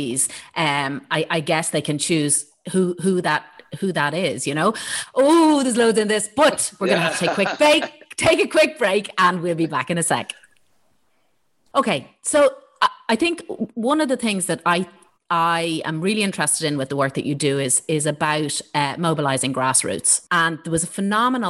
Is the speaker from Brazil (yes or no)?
no; Ireland; our own identity as Irish people